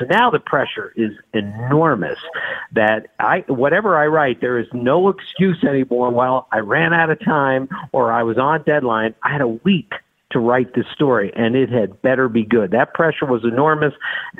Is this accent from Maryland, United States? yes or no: yes; Maryland, United States; I grew up in Maryland, so I understood the Orioles tradition and their heritage, which was so rich and so thick.